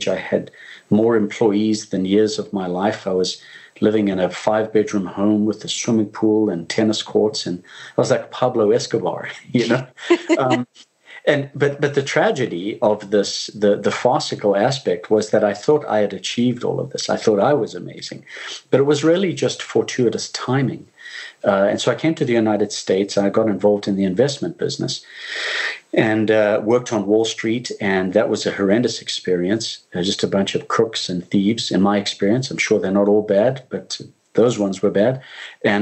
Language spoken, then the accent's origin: English; Zimbabwe; I'm originally from Zimbabwe in Africa. When I was born, it was the country of Rhodesia.